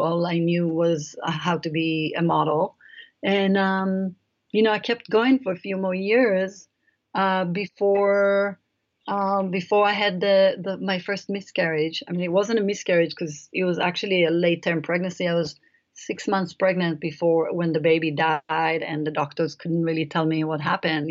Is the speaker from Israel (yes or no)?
yes; Israel; moved away; I grew up in Israel um, in a kibbutz